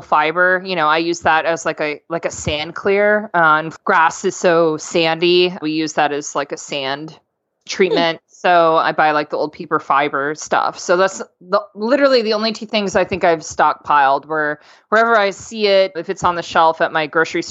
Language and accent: English; Florida, United States; I'm from Florida